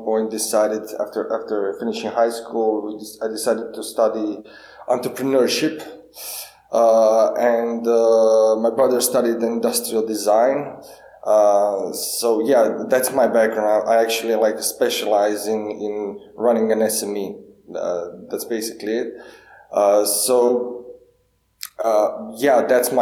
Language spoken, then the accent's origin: English; Duga Resa, Karlovac County, Croatia; I grew up in Dugaresa, that's a small town near Karlovac